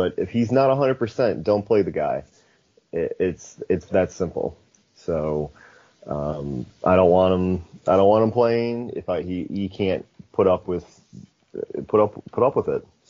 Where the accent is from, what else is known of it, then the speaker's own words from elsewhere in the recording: United States; as an American